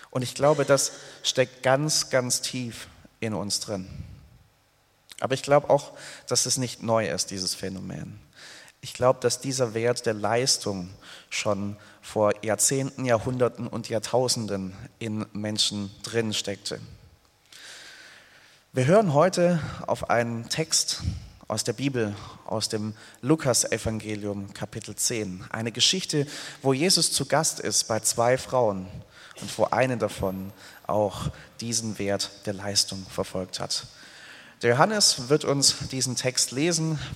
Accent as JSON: {"language": "German", "town": "Hemmingen", "region": "Baden-Württemberg", "country": "Germany", "tie": "born or raised there", "said": "Ich habe sieben Jahre hinweg in einem Musikverein im Spielmanns- und Fanfarenzug in meinem Heimatort Hemmingen gespielt, Querflöte gespielt."}